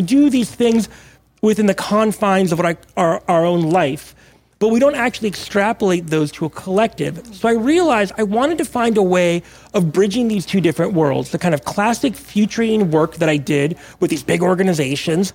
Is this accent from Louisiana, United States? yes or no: no; Monterey, California, United States; also born or lived in Mexico; I was born in Mexico, but grew up kind of tide pooling in Monterey in Northern California where I was raised